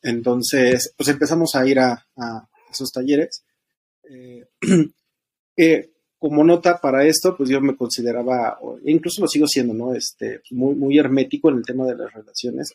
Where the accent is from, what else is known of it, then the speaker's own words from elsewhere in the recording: State of Mexico, Mexico; soy del Estado de México, tengo 36 años